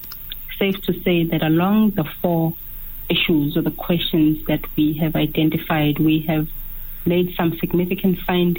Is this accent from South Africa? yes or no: yes; South Africa; we are South Africans